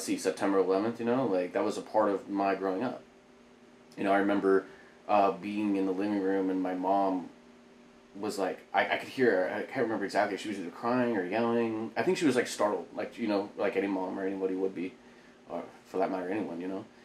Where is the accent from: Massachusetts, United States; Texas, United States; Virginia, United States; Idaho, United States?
Idaho, United States; Boise; moved away as an adult; also born or lived in Okinawa; now in Oceanside, United States; In Boise, I grew up